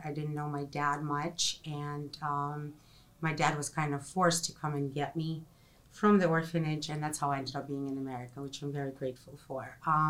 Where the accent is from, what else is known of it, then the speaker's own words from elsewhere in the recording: Ukraine; English is a second language; also born or lived in Russia; now in United States; I was born in 1975 in Soviet Union, and now it is Ukraine.